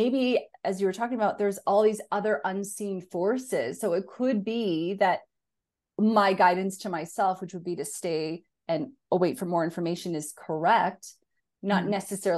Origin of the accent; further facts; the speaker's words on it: Northern Canada, Canada; moved away as an adult; now in Australia; I'm a Canadian who grew up in Northern Canada and I live in Australia and I've been here for 10 years